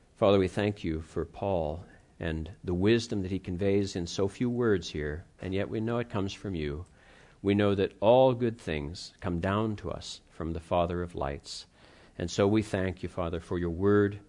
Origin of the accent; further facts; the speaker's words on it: Pittsburgh, Pennsylvania, United States; I grew up in the Pittsburgh area